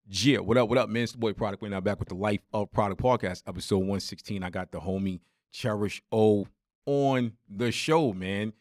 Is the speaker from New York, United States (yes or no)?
yes; New York, United States; me growing up in New York